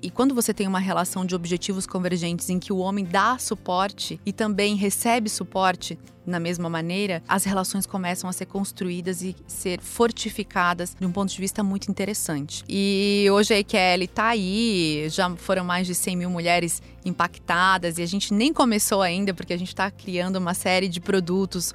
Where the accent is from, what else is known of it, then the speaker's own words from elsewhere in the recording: Santa Catarina, Brazil; Eu sou de Santa Catarina